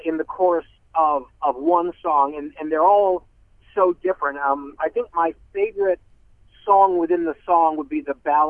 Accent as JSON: {"language": "English", "area": "Bergen County", "region": "New Jersey", "country": "United States", "tie": "born or raised there", "also_born_or_lived": "Middle East / Southeast Asia / New York area", "said": "So, I grew up in Bergen County, so 4th grade through high school, Bergen County, New Jersey, the northeastern corner of the state of New Jersey, just outside New York, and the county seat is Hackensack."}